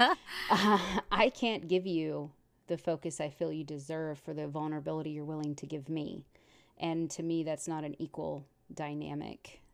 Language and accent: English; Texas, United States; I'm from Texas and the men are very robust and very macho